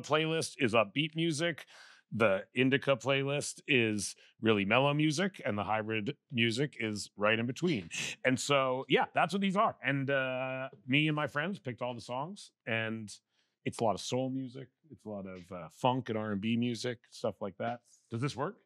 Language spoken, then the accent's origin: English; Vancouver, British Columbia, Canada; I'm from Vancouver